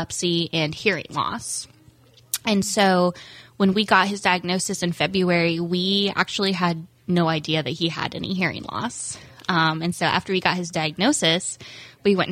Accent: Indiana, United States; moved away as an adult; also born or lived in Central Florida; now in Palm Coast, United States; I'm actually born and raised in Indiana, but my husband and I moved to Florida a couple years ago

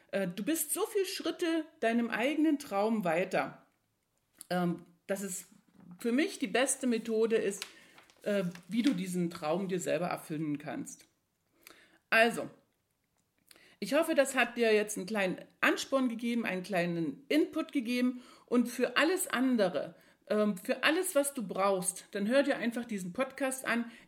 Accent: East Germany, Germany; Als ich jung war, ein Kind war, dann bin ich in der DDR groß geworden.

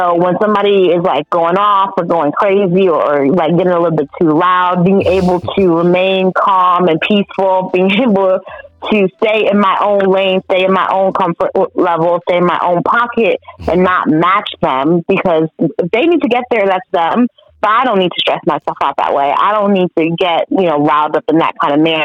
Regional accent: New York, United States; I'm a New Yorker.

